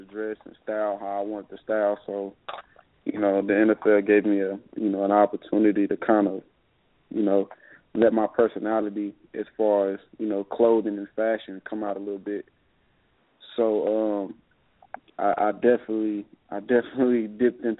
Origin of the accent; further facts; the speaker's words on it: the South, United States; I'm from the South